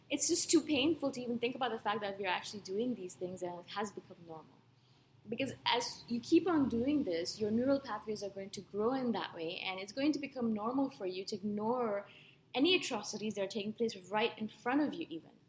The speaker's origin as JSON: {"language": "English", "country": "Canada", "moved": "yes", "said": "I'm a Canadian."}